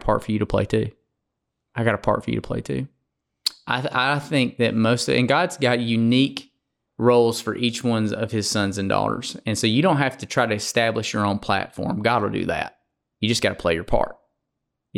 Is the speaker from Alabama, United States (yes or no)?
yes; Alabama, United States; I'm a good old boy from Alabama